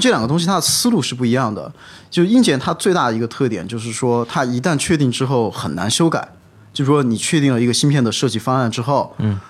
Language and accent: Chinese; China; moved away as an adult; 就说我中国人出去最多就两个、 啊 两个专业嘛